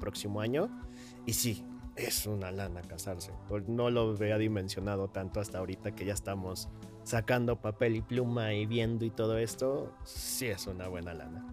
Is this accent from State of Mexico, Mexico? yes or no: no; Hidalgo, Mexico; now in Mexico City, Mexico; Yo soy de, de, de Hidalgo